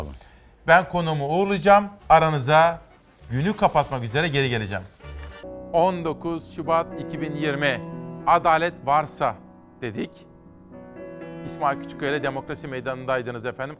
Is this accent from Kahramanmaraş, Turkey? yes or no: no; Simav, Kütahya, Turkey; Ben Kütahya Simavlıyım